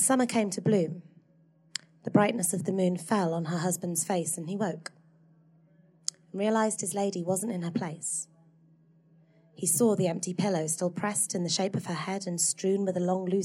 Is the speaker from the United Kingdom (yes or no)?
yes; Hull, Yorkshire and the Humber, United Kingdom; I grew up in Hull in the 90s.